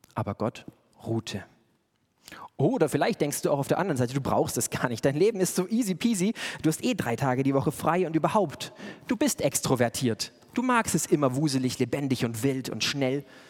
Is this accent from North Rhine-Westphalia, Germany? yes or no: no; Bavaria, Germany; schön bayerisch, da wo ich herkomme